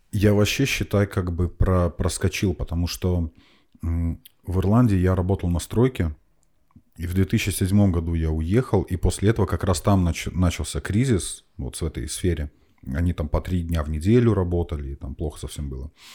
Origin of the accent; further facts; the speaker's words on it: Minsk, Belarus; moved away as an adult; now in Estonia; я, я из Беларуси, угу. из Минска, там это тракторозаводской район